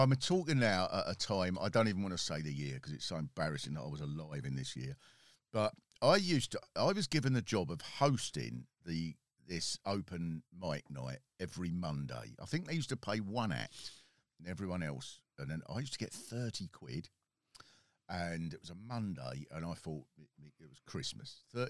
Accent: London, United Kingdom; because I'm actually from Ladbroke Road.

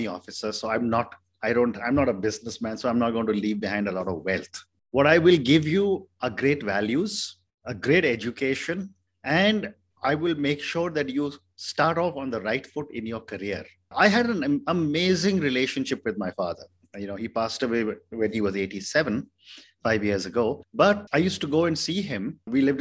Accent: India; I come from India

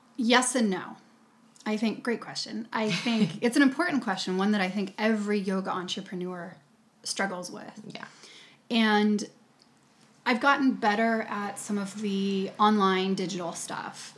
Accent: United States; I'm coming from America, American yoga teacher

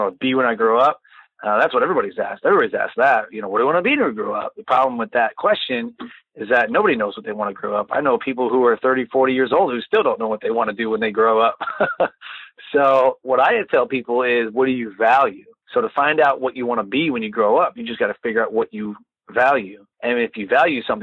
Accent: Detroit, Michigan, United States; moved away as an adult; also born or lived in Texas; now in North Carolina, United States; I'm from Detroit, Michigan, born and raised

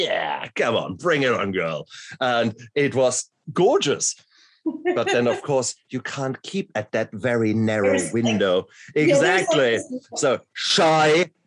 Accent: Mannheim, Germany; also born or lived in Ludwigshafen, Germany / Heidelberg, Germany; I grew up in Mannheim and Ludwigshafen, which are industrial towns

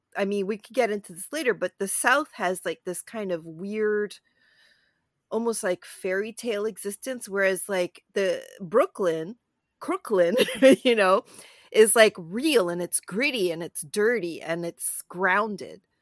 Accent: Toronto, Ontario, Canada; I live in and I grew up in Toronto

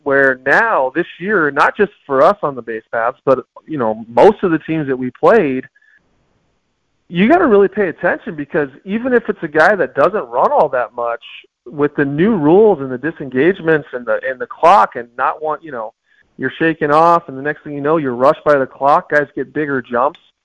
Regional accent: Tucson, Arizona, United States; I'm born and raised in Tucson, um, large family here

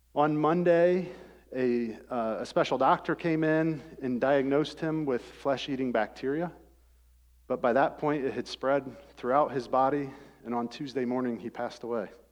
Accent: Rockford, Ohio, United States; I grew up in Rockford, Ohio.

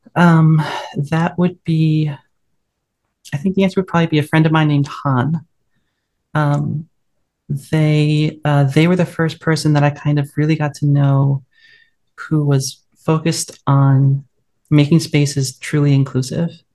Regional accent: west coast of the US, United States; the best thing about my hometown is um, actually just outside it, uh, the redwood forests that we have on the west coast of the US

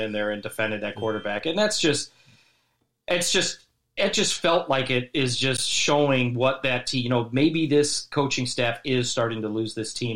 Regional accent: Chicago, Illinois, United States; moved away as an adult; also born or lived in Las Vegas, Nevada; now in Dallas, United States; we're from Chicago, Chicago

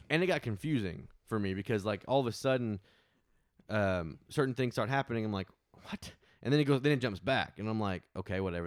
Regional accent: Arkansas, United States; we are from Arkansas. We live in Arkansas at this moment

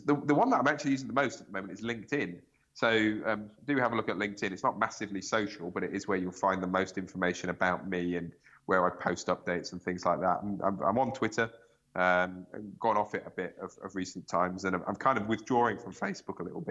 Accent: United Kingdom; I'm British

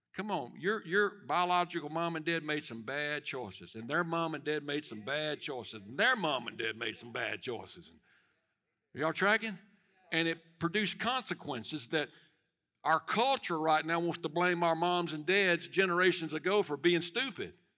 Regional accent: United States

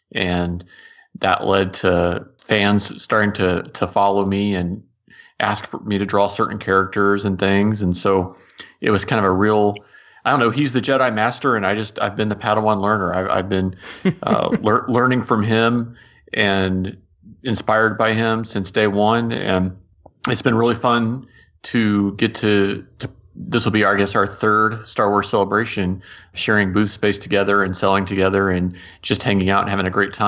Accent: Midwest, United States; moved away; I'm originally from the Midwest

